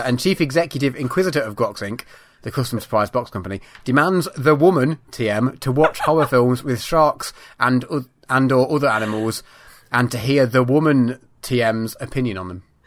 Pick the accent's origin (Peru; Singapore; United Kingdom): United Kingdom; for a British person